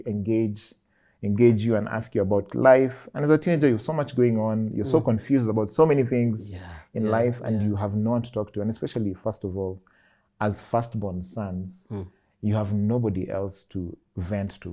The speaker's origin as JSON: {"language": "English", "region": "Nairobi", "country": "Kenya", "tie": "born or raised there", "said": "I grew up in Kariobangi South"}